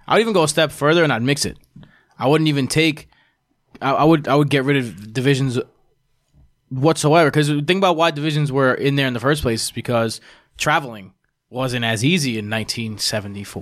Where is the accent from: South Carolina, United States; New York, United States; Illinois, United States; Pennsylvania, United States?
New York, United States; we're all from New York.